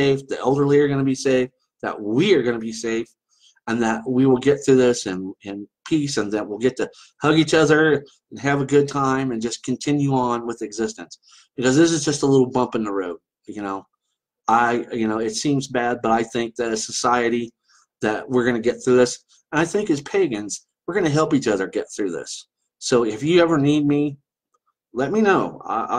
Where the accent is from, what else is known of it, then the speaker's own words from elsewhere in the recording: Ireland; I get the same way. I'm Irish. I get very pissy